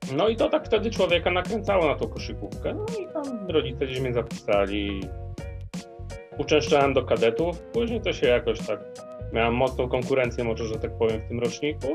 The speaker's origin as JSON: {"language": "Polish", "town": "Przemyśl", "region": "Subcarpathian Voivodeship", "country": "Poland", "moved": "yes", "lives_now": "Kraków, Poland", "said": "pochodzę z Podkarpacia, dokładnie z Przemyśla. No i dość długo tam w sumie byłem."}